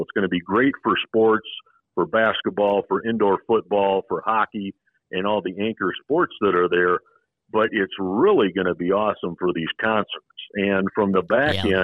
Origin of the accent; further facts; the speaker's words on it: Sioux Falls, South Dakota, United States; also born or lived in Minnesota; now in Las Vegas, United States; I grew up in the Midwest in Sioux Falls, South Dakota.